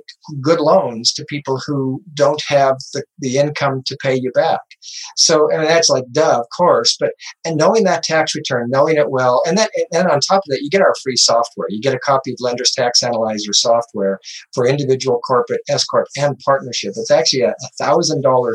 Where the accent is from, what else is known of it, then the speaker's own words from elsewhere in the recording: Montana, United States; now in Arizona, United States; I grew up in Montana. I live in Arizona